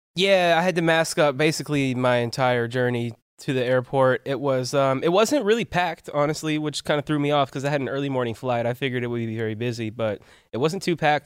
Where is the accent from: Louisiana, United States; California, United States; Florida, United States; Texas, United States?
California, United States; Palmdale; I'm from Palmdale originally